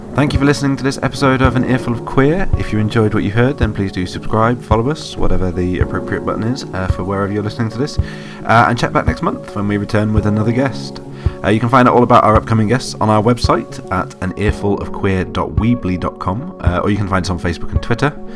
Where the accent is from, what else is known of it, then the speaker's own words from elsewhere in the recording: United Kingdom; I'm British